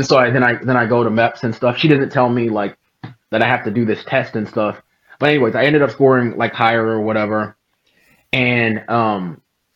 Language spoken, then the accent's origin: English; Oceanside, California, United States; also born or lived in Newark, New Jersey / San Diego, California; my hometown of Oceanside, California